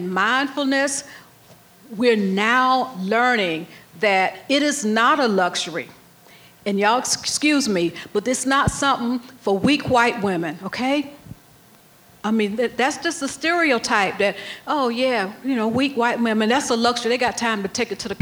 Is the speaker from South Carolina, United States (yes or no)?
yes; South Carolina, United States; I grew up in South Carolina